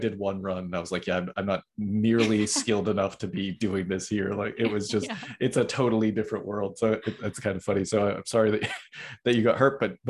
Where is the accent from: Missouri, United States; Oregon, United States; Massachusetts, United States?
Massachusetts, United States; Boston; I'm originally from Boston.